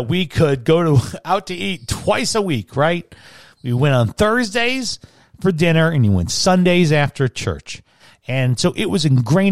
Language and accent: English; United States; I'm so American